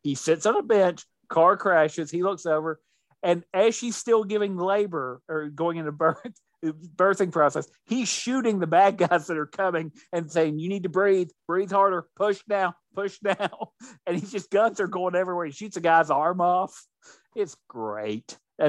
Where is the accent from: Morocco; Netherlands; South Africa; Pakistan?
Netherlands; I'm from Holland.